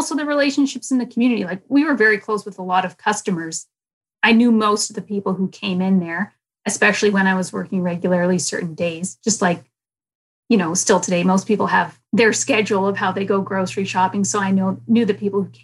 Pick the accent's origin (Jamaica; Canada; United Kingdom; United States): Canada; Winnipeg, Manitoba; I was born in Winnipeg, yeah, at the Women's Hospital